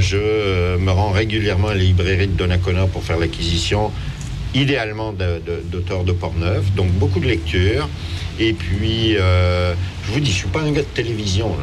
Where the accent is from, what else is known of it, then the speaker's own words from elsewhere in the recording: France; now in Quebec, Canada; c'était plus le soccer qui était faisait partie de mon quotidien lorsque j'étais en France